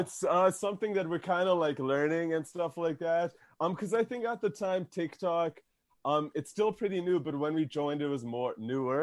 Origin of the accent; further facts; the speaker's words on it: Canada; we're Canadian